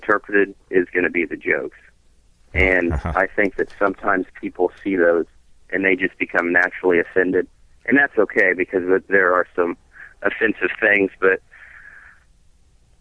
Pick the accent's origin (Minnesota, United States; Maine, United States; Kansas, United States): Kansas, United States; I'm from Kansas.